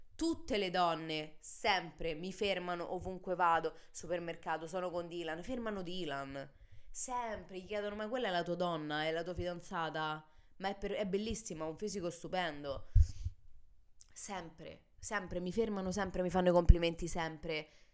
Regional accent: Italy; che siamo purtroppo nate e cresciute in Italia

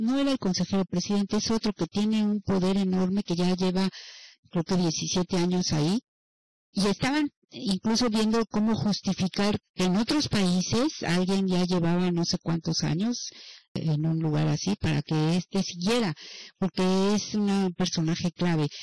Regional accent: Mexico; nuestro México.

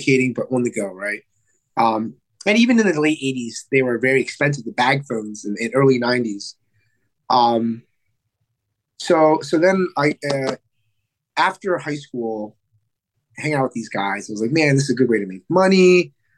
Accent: Reading, Pennsylvania, United States; From Reading, Pennsylvania. And that's not too far. It's maybe an hour northwest of Philadelphia

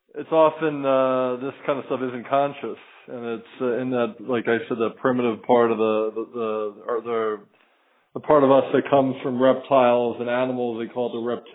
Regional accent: Philadelphia, Pennsylvania, United States; now in Miami, United States; I'm from the Philadelphia area

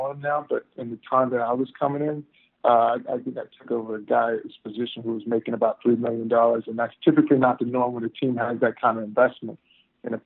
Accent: Texas, United States; growing up in Texas

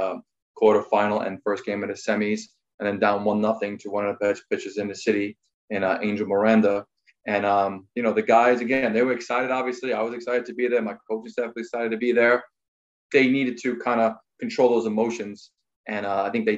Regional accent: New York City, New York, United States; I grew up on Staten Island, played at Staten Island Little League

